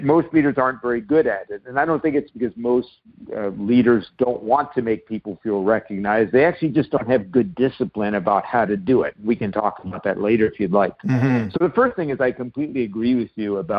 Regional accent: New York City, New York, United States; also born or lived in Nova Scotia / San Diego; now in Vancouver, Canada; I wound up growing up in New York City and spending summers in Nova Scotia.

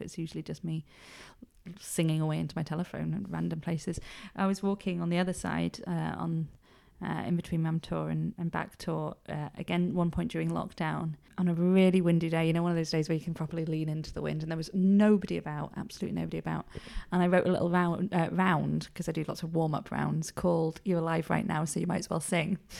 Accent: Edale, East Midlands, United Kingdom; also born or lived in Cholsey, Oxfordshire; I'm from Edale, like, we didn't move here till I was one, so I will always be an incomer

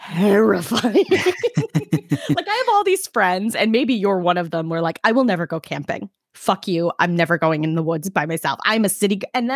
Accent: New York City, New York, United States; I'm from Brooklyn.

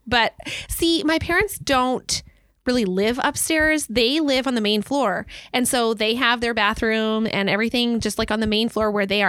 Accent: Belize; moved away; the home I grew up in in Belize

